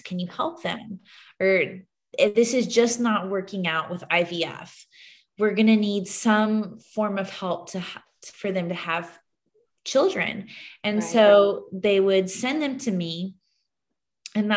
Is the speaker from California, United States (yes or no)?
no; Houston, Texas, United States; also born or lived in Dallas, Texas; now in San Antonio, United States; I grew up in Houston